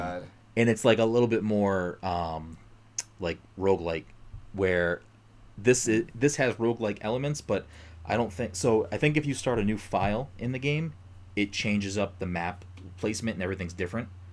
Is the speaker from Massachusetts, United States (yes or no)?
yes; Massachusetts, United States; we're both from Massachusetts